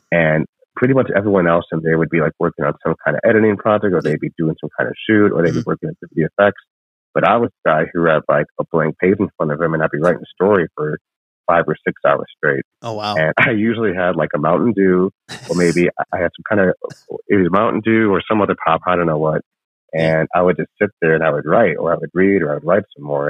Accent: northern Illinois by Chicago, United States; moved away as an adult; also born or lived in Lima, Peru / Las Vegas; now in Los Angeles, United States; I grew up in northern Illinois by Chicago

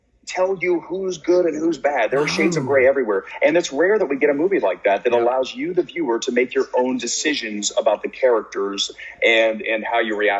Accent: Columbus, Ohio, United States; I grew up in Columbus, Ohio, right? So I'm like, you know, just the Midwestern up and, you know, Gen X.

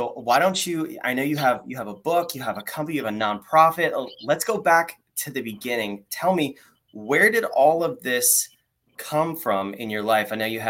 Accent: North Carolina, United States; Michelle DeWitt from my home state over here. She's on the other side of North Carolina. I'm in Raleigh.

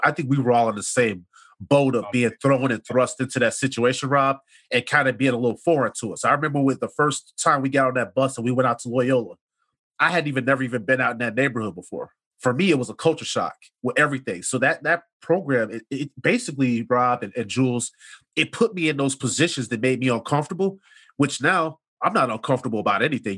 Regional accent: Chicago, Illinois, United States; we're growing up on the South Side

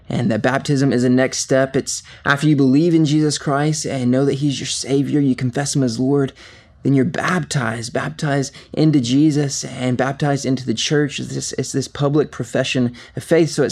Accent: Covington, Georgia, United States; I was born and raised here in Covington, Georgia, and really have been in Georgia most of my life.

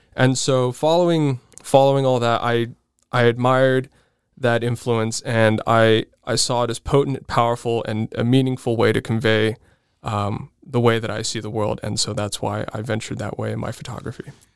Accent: Southern California, United States; born or raised there

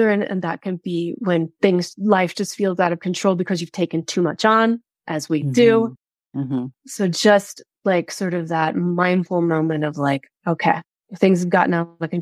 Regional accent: Midwest, United States; We're both from the Midwest

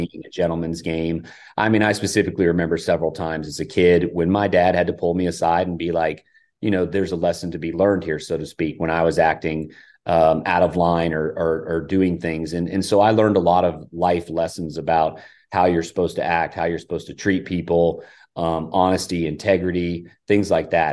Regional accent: Hilton Head, South Carolina, United States; I grew up in Hilton Head with the heritage

